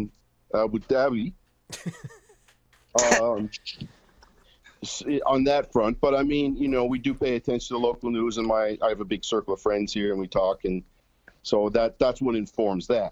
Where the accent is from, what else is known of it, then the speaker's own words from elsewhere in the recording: Canada; now in Nashville, United States; We're Canadian citizens living in the U.S. and working in the U.S.